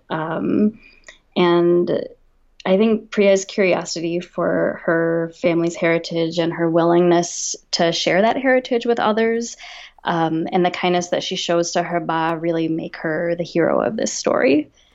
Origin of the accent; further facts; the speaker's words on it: Minnesota, United States; now in San Francisco, United States; grew up in Minnesota and I'm currently living in San Francisco